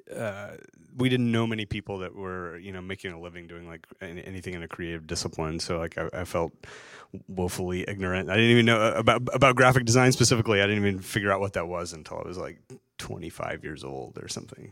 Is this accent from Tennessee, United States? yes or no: yes; Chattanooga, Tennessee, United States; moved away as an adult; I didn't even leave my hometown until I was like thirty, thirty-one years old